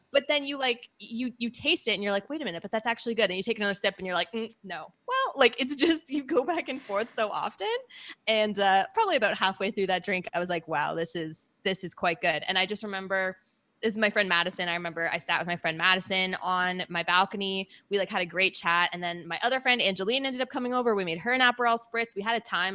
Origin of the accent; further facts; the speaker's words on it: Canada; moved away as an adult; also born or lived in Birmingham, United Kingdom; being Canadian